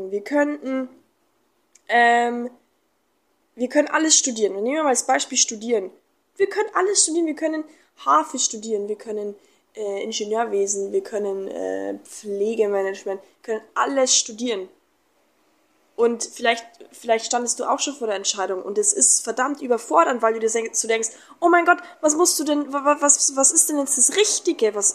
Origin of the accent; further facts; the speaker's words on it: Germany; now in Mexico; ich war dann vier, vier Wochen in Deutschland, ähm, in meiner Heimat. Und dann bin ich wieder nach Mexiko.